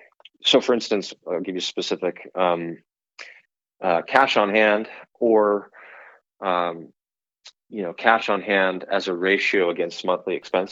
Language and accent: English; California, United States; And that might surprise you if you knew that I came from California, because people tend to think of that as a much more red tape state.